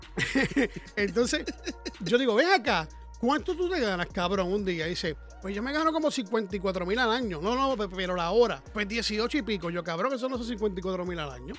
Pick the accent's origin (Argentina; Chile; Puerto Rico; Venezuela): Puerto Rico; now in United States; soy puertorriqueño